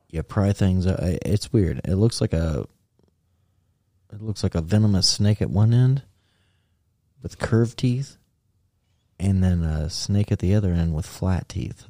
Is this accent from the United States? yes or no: yes; United States; as American